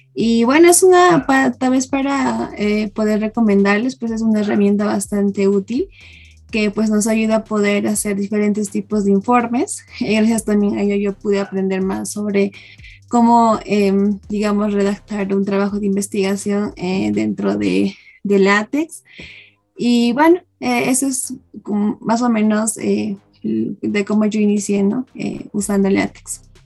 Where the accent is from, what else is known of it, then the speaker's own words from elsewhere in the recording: Cusco, Peru; moved away; yo soy de Cusco.